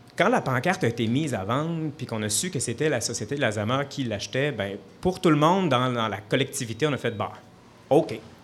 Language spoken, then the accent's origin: French; Sainte-Marie, Quebec, Canada; also born or lived in Saint-Elzéar; je suis né à Saint-Elzéar. J'étais à l'école à Sainte-Marie.